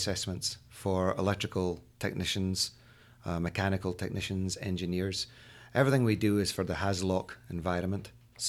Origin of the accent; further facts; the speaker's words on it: Aberdeen, Scotland, United Kingdom; now in United States; I came over here 21 years ago, been involved with the safety industry for many, many years. And I moved over 21 years ago and been with this group all that time.